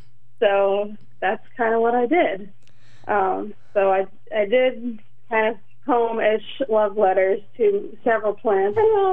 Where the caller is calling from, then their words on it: Philadelphia, Pennsylvania, United States; we're calling from Philly.